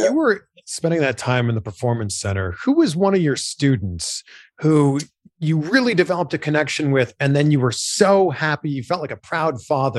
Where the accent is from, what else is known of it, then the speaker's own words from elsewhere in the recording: Canada; I'm a Canadian